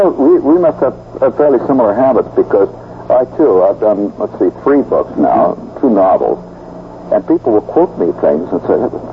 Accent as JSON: {"language": "English", "country": "United States", "said": "I'm an American, of course."}